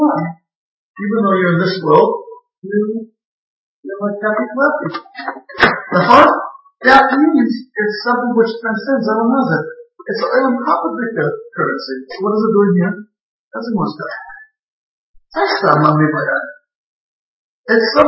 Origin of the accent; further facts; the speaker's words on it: Israel; I grew up in Israel for 40 years